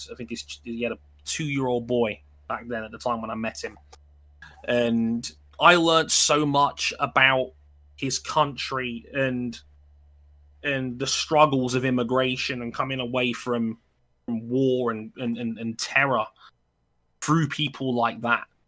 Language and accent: English; London, United Kingdom; also born or lived in Wembley / Southall; I've lived in West London my entire life. I was born in Wembley. I moved to Southall when I was ten